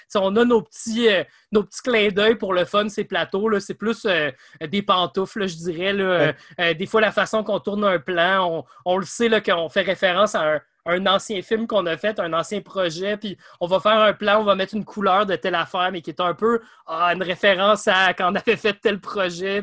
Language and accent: French; Sherbrooke, Quebec, Canada; Je viens de Sherbrooke